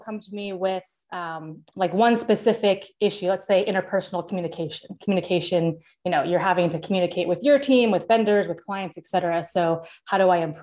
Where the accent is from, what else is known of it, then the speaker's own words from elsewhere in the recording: Seattle, Washington, United States; now in Florida, United States; I'm from Seattle and I live in Florida now